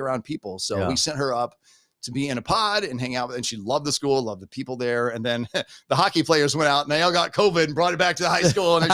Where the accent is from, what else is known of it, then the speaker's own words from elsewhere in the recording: Butler County, Missouri, United States; moved away; I'm from Butler County, Missouri, and I hand out bumper stickers for a living